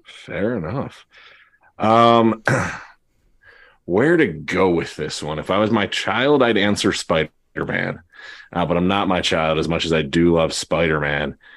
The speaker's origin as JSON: {"language": "English", "region": "New Jersey", "country": "United States", "said": "I'm from New Jersey."}